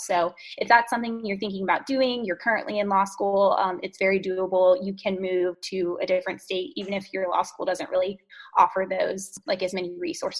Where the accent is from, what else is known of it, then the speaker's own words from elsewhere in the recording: North Carolina, United States; I'm from North Carolina, was here my whole life, and then really wanted to be in DC for law school, which was awesome.